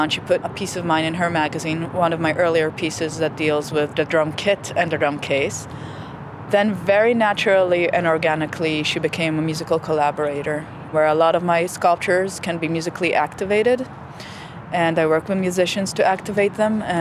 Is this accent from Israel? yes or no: yes; Israel; moved away as an adult; Well, I came here from Israel 6 years ago, 2008.